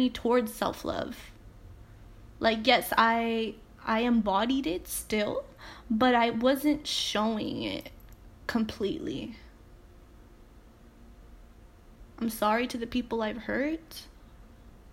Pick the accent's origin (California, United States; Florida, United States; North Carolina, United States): California, United States; Salinas; I'm just someone from Salinas, California